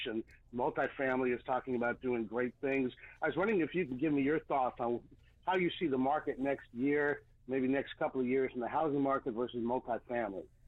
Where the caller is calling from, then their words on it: Clovis, California, United States; I am calling from Clovis, outside of Fresno.